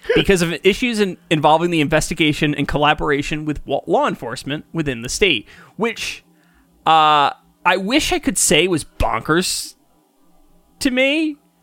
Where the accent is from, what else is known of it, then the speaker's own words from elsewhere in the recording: Kingston, New York, United States; I grew up in Kingston initially